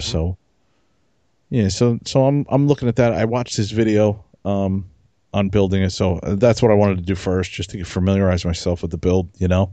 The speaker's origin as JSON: {"language": "English", "region": "New Jersey", "country": "United States", "said": "I'm from Jersey"}